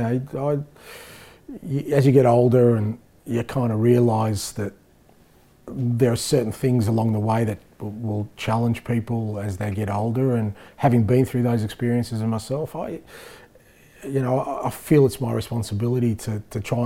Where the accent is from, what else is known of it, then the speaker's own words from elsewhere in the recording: Australia; moved away as an adult; now in Scotland; we grew up in Australia where we fell in love with this game